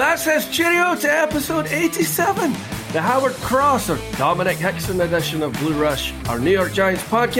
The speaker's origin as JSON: {"language": "English", "region": "Scotland", "country": "United Kingdom", "said": "I'm the Scotsman"}